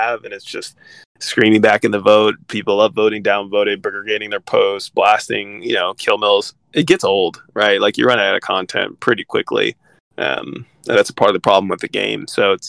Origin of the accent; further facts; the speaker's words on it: California, United States; I'm from California